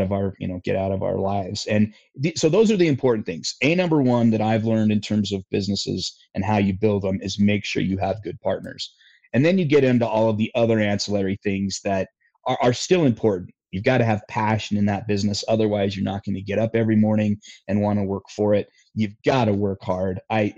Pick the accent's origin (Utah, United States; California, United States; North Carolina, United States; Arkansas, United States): Utah, United States; My home state of Utah